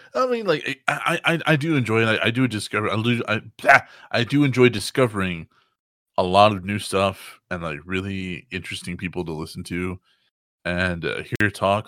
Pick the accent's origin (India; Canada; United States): United States; Texas; I'm from Texas